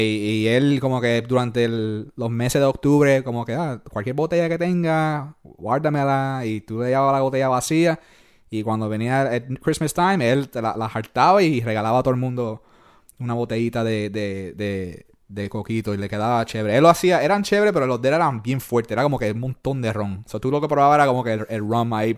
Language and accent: Spanish; Puerto Rico; also born or lived in New York; now in Louisiana, United States; yo me crié en Puerto Rico